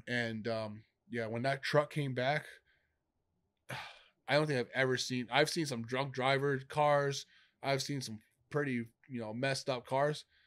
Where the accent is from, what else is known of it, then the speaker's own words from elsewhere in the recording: New York, United States; moved away as an adult; I'm from New York.